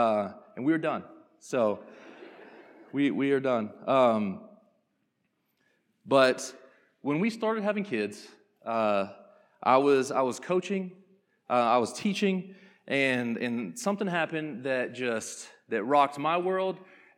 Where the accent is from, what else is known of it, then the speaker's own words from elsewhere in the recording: Conyers, Georgia, United States; I was born and raised in Conyers, Georgia. If you don't know where it is, that's pretty normal, but it's about 25 minutes outside of Atlanta. So grew up right there in Conyers and played sports all my life.